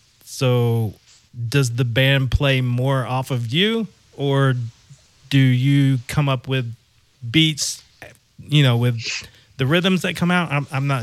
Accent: Memphis, Tennessee, United States; I'm from Memphis myself

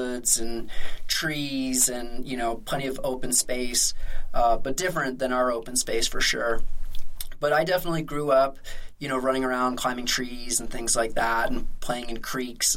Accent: suburbs of Philadelphia, Pennsylvania, United States; moved away as an adult; also born or lived in Bend, Oregon; now in Salt Lake City, United States; I grew up in the suburbs of Philadelphia

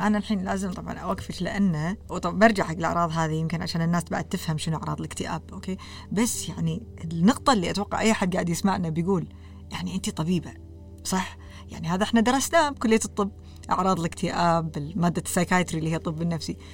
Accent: Kuwait; also born or lived in Canada; إحنا ككويتيين

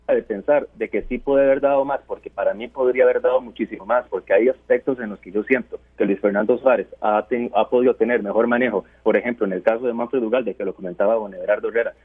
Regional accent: Costa Rica; nosotros mismos, los, los comunicadores como costarricenses que, tenemos sangre costarricense

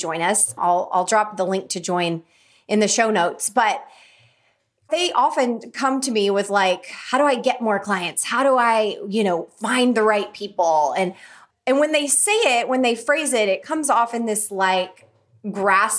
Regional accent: Oklahoma, United States; my little town that I grew up in Oklahoma

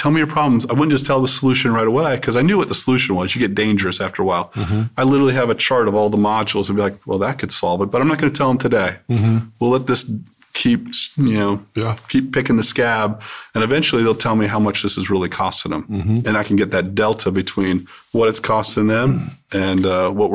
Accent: Cincinnati, Ohio, United States; moved away; I was from Ohio, so I understood the culture there

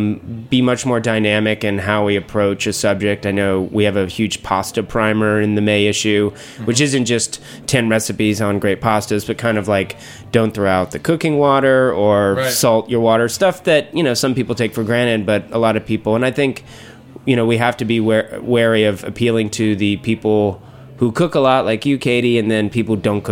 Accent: Atlanta, Georgia, United States; I know. Well, I'm from Atlanta

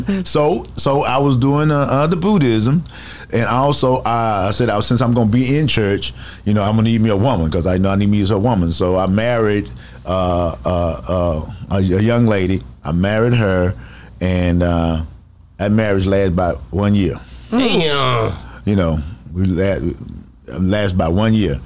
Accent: Dallas, Texas, United States; I'm born and raised in Dallas, Texas, Oak Cliff.

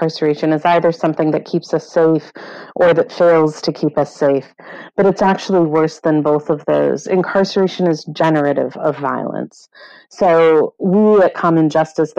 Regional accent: Chicago, Illinois, United States; also born or lived in England; I grew up in Chicago, and I grew up there

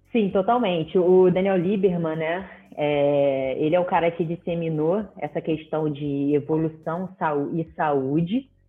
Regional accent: Rio de Janeiro, Brazil; sou do Rio de Janeiro

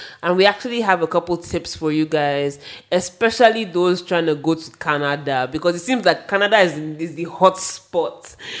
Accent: Nigeria; moved away; also born or lived in United Kingdom; being not born in the UK, but like being a Nigerian girl in the UK.

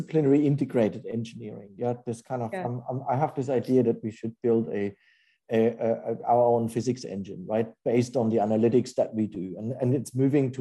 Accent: Germany; moved away as an adult; also born or lived in Japan / England; now in New York, United States; I'm German. I grew up in Germany

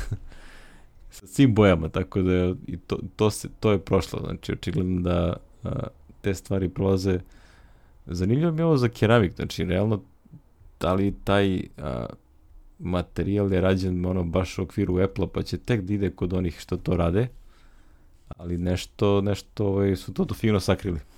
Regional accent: Pirot, Pirot District, Serbia; ja sam iz Pirot

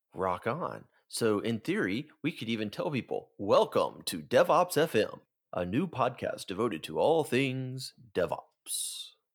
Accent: Tupelo, Mississippi, United States; I am from Tupelo, Mississippi

